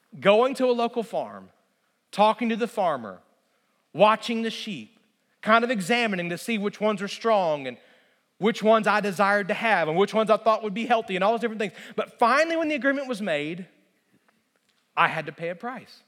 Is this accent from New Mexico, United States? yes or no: no; Alabama, United States; moved away; I grew up in Alabama, and I grew up until I was 15 years old on a small kind of hobby farm